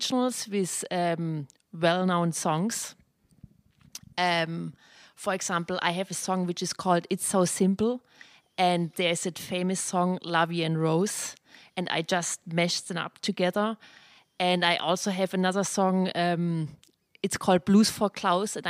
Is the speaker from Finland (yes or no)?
no; Germany; accent: German; English is a second language; moved away as an adult; also born or lived in London / New York; now in Long Island, United States; I'm original from Germany. You definitely can hear my accent, which I never lose